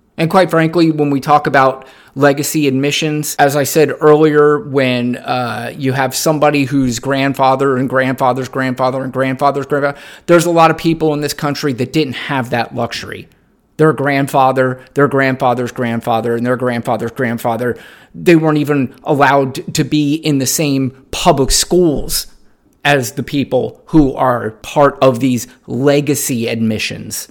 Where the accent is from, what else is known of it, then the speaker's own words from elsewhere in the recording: United States; I do love being an American